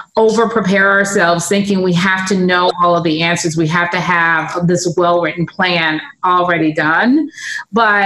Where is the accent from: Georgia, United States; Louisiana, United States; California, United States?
California, United States; Los Angeles; I'm from LA, but I'm from like the Black part